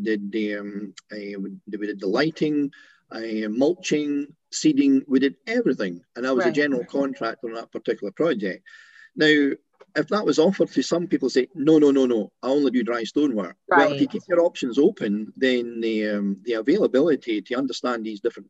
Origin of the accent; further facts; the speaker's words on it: Scotland, United Kingdom; we're both from Scotland